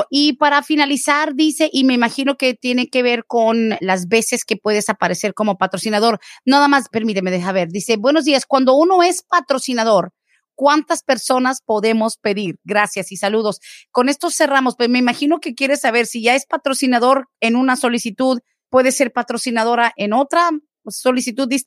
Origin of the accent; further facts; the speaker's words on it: Guatemala; Yo soy de Guatemala, entré indocumentada